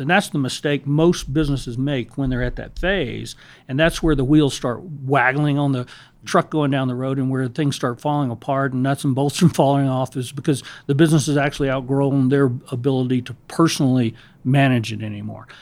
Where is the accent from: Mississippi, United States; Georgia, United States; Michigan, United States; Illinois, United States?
Georgia, United States; Savannah; I grew up in Savannah, Georgia, in the South